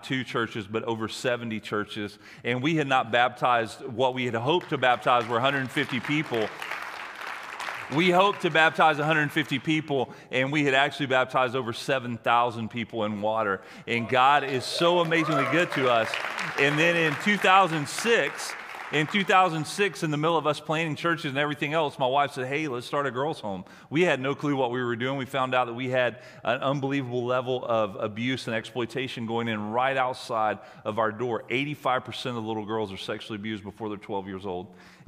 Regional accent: the South, United States; I'm from the South, and I have a mantra.

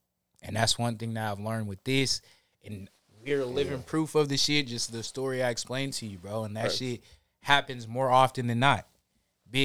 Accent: Washington, United States; We're both from Washington

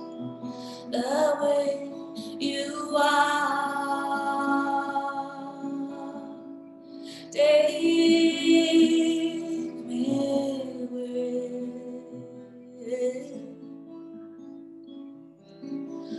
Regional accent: Germany; now in Athens, Greece; I'm from Germany, and I live in Athens, Greece now.

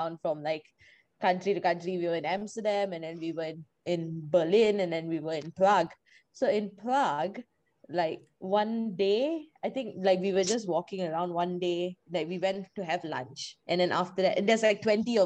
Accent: Malaysia; moved away as an adult; now in Dublin, Ireland; I am from Malaysia.

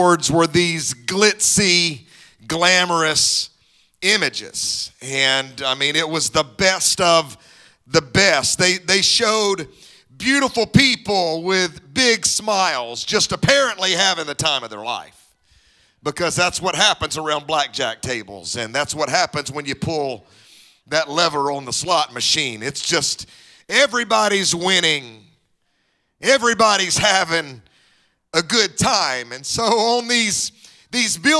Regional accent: Mississippi, United States; now in Dallas, United States; My wife and I both grew up in Mississippi

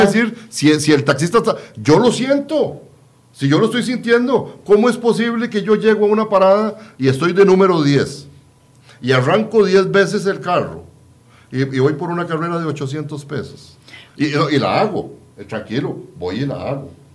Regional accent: Costa Rica; como costarricenses

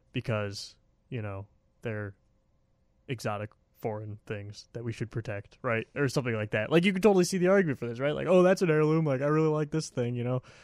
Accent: Milwaukee, Wisconsin, United States; now in Washington, D.C. area, United States; I'm from Wisconsin, in Milwaukee

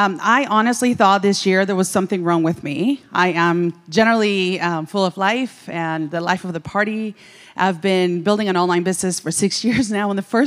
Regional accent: Venezuela; now in Dallas, United States; I'm …. I am from Venezuela. I live in Dallas, Texas.

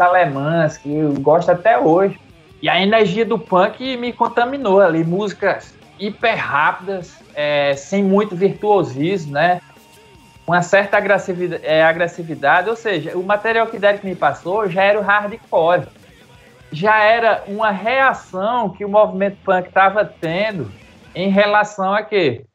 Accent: Campina Grande, Paraíba, Brazil; also born or lived in Monteiro, Paraíba; eu nasci em Monteiro, na Paraíba. Fui para Campina Grande, eu acho com 10 anos de idade

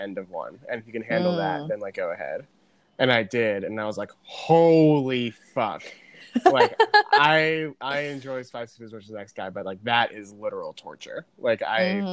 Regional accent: New Jersey, United States; I'm 26, I'm from New Jersey

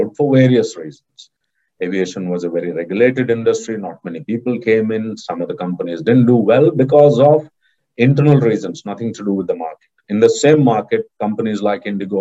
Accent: Mangalore, Karnataka, India; Mangalore, my hometown

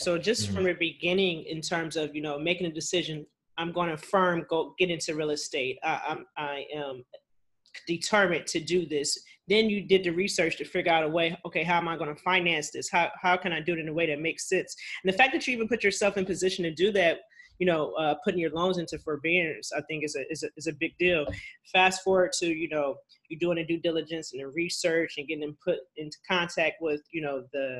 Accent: Ohio, United States; So Dayton, Ohio, I'm from Ohio, obviously, but I went to Ohio University.

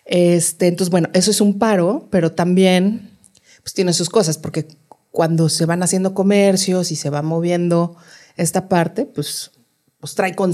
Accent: Mexico City, Mexico; todas esas cosas que uno siempre quiso como chilango

